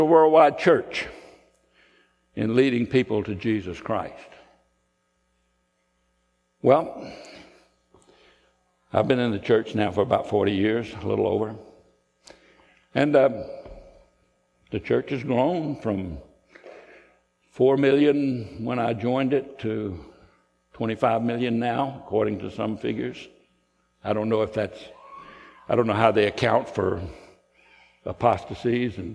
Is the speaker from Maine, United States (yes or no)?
no; Columbia, South Carolina, United States; born or raised there; moved away; also born or lived in Atlanta, Georgia / Chattanooga, Tennessee